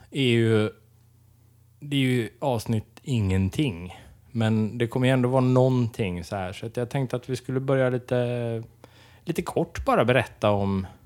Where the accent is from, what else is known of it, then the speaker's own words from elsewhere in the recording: Dalsland, Västra Götaland, Sweden; now in Gothenburg, Sweden; Jag är 24 år. Jag kommer ifrån Dalsland ursprungligen. Från landet, som du brukar säga.